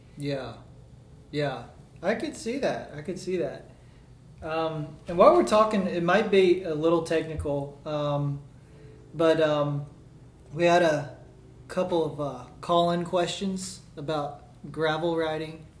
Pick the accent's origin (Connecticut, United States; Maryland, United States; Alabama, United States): Alabama, United States; Birmingham; moved away as an adult; also born or lived in Washington, D.C.; I moved down from Washington D.C. to Birmingham, or back home rather